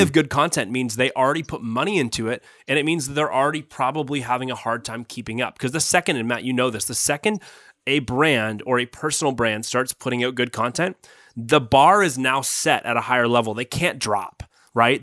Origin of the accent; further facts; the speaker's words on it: Guelph, Ontario, Canada; I grew up in Guelph